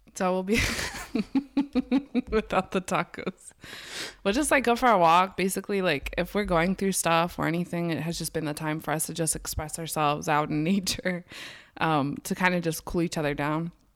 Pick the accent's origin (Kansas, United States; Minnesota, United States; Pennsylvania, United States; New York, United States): Pennsylvania, United States; Garden Spot area; also born or lived in Lancaster, Pennsylvania; I grew up in Garden Spot area. Now I live downtown Lancaster